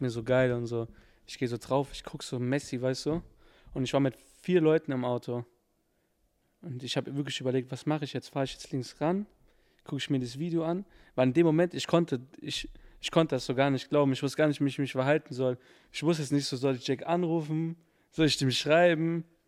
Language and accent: German; Frankfurt, Hesse, Germany; ich bin Frankfurter